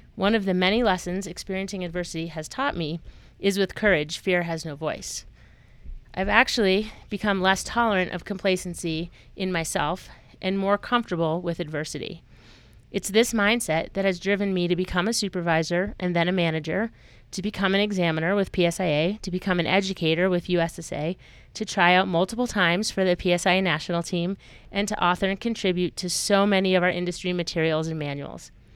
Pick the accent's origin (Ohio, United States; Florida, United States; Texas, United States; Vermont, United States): Vermont, United States; Woodstock; moved away as an adult; now in Colorado, United States; I grew up in a small Vermont town, Woodstock, Vermont, where skiing was a way of life in the winter.